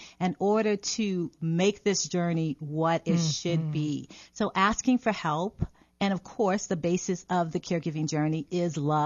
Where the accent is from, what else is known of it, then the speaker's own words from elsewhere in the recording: New Orleans, Louisiana, United States; I'm from New Orleans